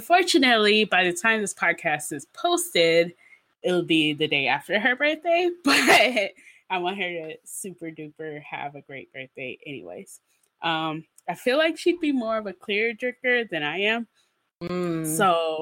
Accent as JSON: {"language": "English", "region": "the South", "country": "United States", "said": "We're from the South"}